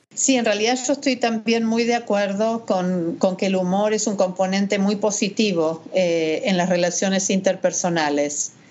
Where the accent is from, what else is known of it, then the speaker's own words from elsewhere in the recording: Argentina; moved away as an adult; now in Miami, United States; soy argentina, egresada de la Universidad de El Salvador